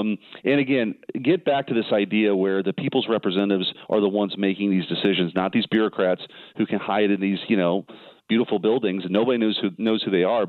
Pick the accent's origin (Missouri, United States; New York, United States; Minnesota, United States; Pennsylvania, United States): Missouri, United States; I'm from Missouri. I'm new here.